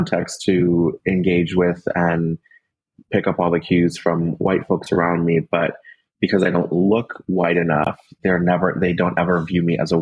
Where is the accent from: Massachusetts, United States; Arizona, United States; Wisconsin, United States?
Wisconsin, United States; Milwaukee; also born or lived in Guatemala City, Guatemala; I was adopted into a white family in the suburbs of Milwaukee.